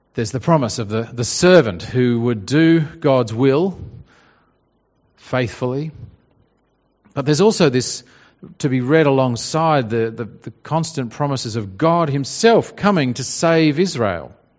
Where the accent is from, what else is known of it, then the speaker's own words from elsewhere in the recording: Australia; our pride in being Australian. You know, we like Australia and what an Australian is